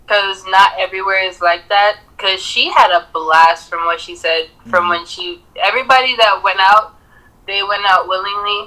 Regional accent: Jamaica; also born or lived in Florida, United States; now in Colorado Springs, United States; I grew up in the islands. I grew up on Jamaica

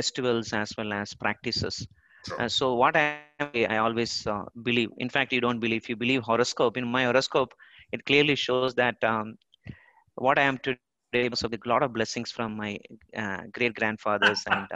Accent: Thiruvananthapuram, Kerala, India; I'm born and brought up in Trivandrum in the temple city of Padmanabha Swami Temple

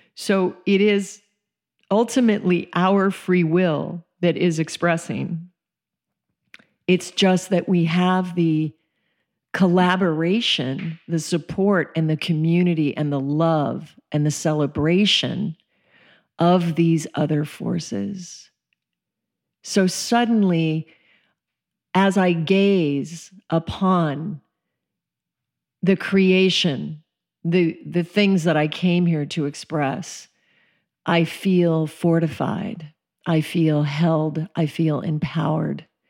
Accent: Colorado, United States; also born or lived in Alaska; I was raised in Colorado and Alaska, um, spent most of my childhood in the forests

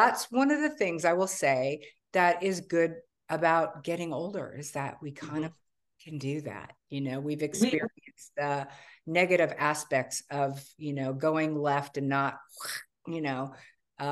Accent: California, United States; I grew up in California

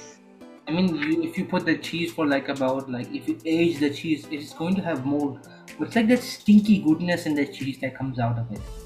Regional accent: Lahore, Punjab, Pakistan; first language Urdu; English is a second language; now in Jeddah, Saudi Arabia; I'm living in Saudi Arabia, which is Jeddah, in the city of Jeddah. But I'm originally from Pakistan, so and Lahore.

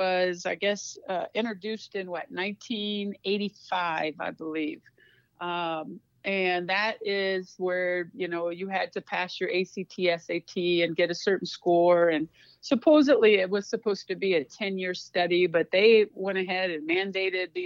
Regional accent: Waterloo, Iowa, United States; moved away as an adult; also born or lived in Arizona / Nebraska / Montana; I'm originally from Waterloo, Iowa, so I'm a Midwest girl.

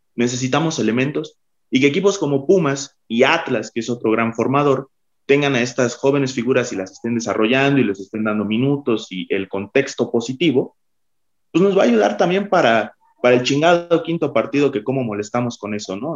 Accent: Mexico; Somos, mexicanos

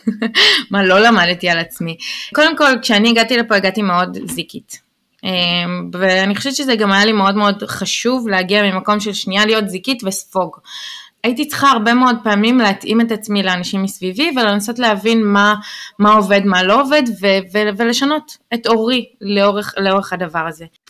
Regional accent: Israel; first language Hebrew; moved away as an adult; now in New York, United States

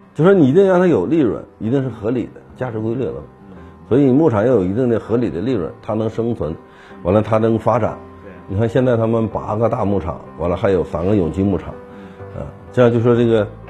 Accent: China; 我们中国人

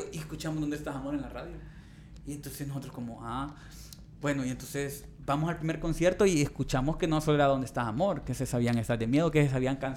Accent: Danlí, El Paraíso, Honduras; Yo soy de Dan Lee.

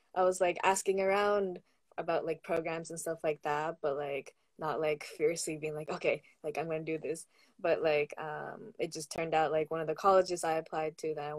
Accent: Massachusetts, United States; moved away as an adult; growing up in Massachusetts

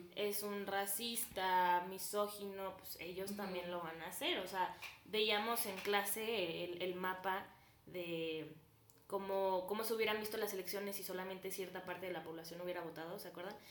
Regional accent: Celaya, Guanajuato, Mexico; también tengo 19 años y soy de Celaya, Guanajuato

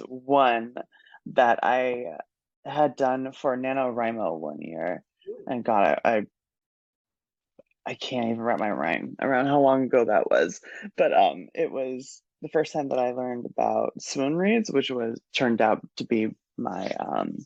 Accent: Oakland, California, United States; now in Portland, United States; I was born in Oakland, California, put myself through college, and now I live in Portland

